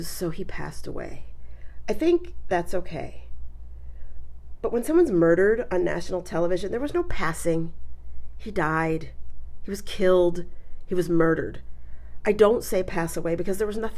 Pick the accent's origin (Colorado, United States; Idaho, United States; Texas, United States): Colorado, United States; also born or lived in New York; I was born in New York and I lived there till I was 9. But I mostly grew up in Colorado